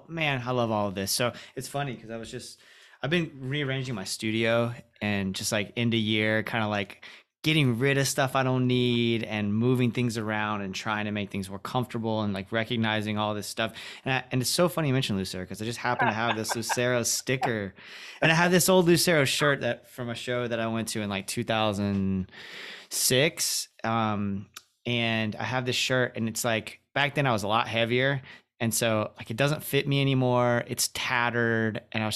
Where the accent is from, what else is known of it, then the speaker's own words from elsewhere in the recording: Florida, United States; also born or lived in Kentucky; I am from Kentucky originally, but grew up in Florida.